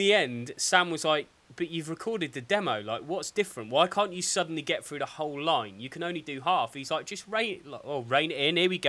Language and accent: English; Dorset, South West England, United Kingdom; also born or lived in Cambridge; where are you from? I was like, Dorset. He's like, where were you born? I was like, Cambridge.